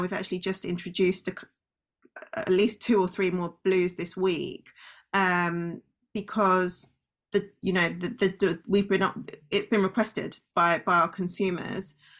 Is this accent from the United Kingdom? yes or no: yes; United Kingdom; also born or lived in London; I am British, you correctly identified. So, I live in London